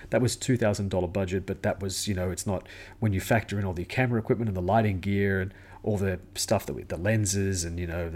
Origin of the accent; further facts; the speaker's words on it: Sydney, New South Wales, Australia; I'm a filmmaker from Sydney, Australia